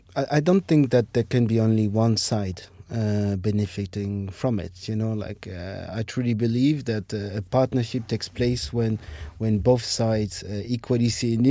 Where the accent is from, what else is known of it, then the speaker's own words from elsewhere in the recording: France; moved away as an adult; also born or lived in Germany / Ireland / Russia / Denmark; now in Berlin, Germany; I am from France. But uh, I grew up there, went to school, university there